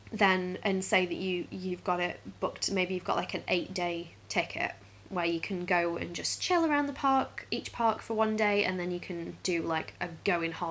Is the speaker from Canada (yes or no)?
no; Stoke-on-Trent, West Midlands, United Kingdom; which we're from Stoke